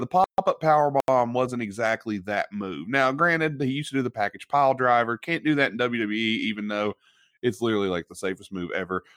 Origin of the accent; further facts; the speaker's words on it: West Virginia, United States; from West Virginia